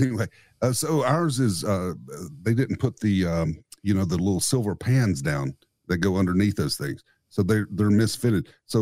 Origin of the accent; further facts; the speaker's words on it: the South, United States; also born or lived in Nashville; now in East Tennessee, United States; I grew up in the South.